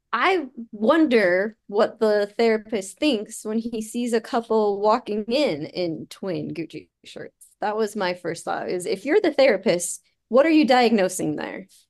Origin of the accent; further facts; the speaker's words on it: Utah, United States; now in Salt Lake County, United States; I grew up in Utah County and I live in Salt Lake County